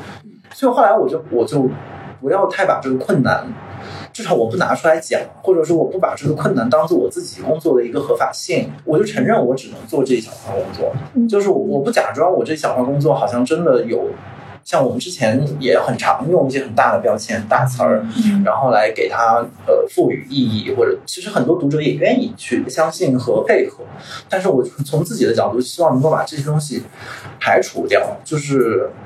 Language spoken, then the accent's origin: Chinese; China; 尤其对我们中国人来讲，他可能牺牲自己眼前